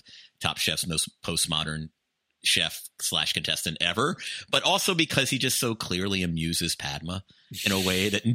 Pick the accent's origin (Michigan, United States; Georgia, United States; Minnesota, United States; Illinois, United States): Georgia, United States; Atlanta; I'm from Atlanta